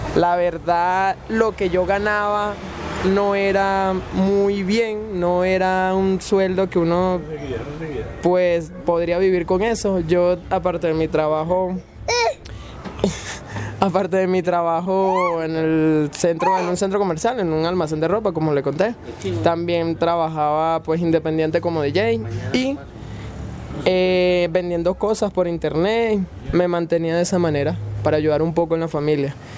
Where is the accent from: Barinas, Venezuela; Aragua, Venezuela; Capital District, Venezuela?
Aragua, Venezuela; moved away as an adult; now in Medellín, Colombia; Soy de Venezuela, de una de las partes centrales de Venezuela, como lo es Estado Aragua